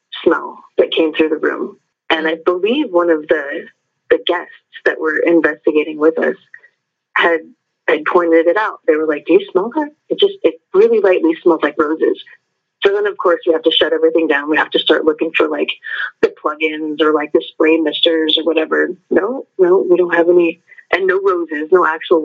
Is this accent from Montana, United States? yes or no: yes; Columbus, Montana, United States; I'm from Columbus, Montana